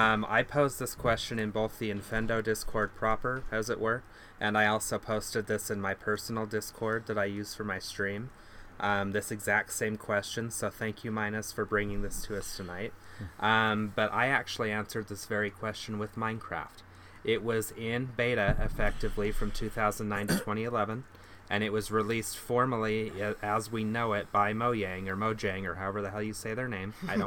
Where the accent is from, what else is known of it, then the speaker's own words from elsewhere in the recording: Utah, United States; Well, I am from Utah, Eugene. That's kind of our thing here.